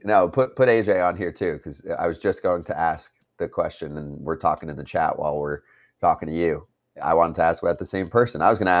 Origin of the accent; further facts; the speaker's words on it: New York City, New York, United States; now in Orlando, United States; I come from New York City.